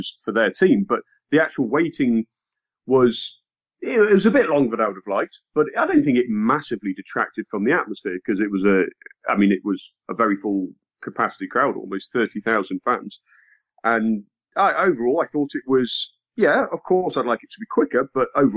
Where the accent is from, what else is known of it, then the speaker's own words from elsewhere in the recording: England, United Kingdom; I'm English